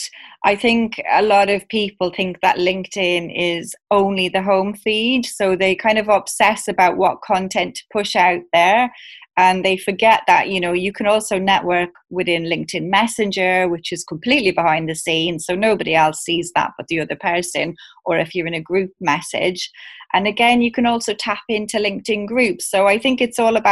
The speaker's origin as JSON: {"language": "English", "country": "Ireland", "moved": "as an adult", "lives_now": "London, United Kingdom", "said": "I moved over from Ireland to the UK about 18 years ago"}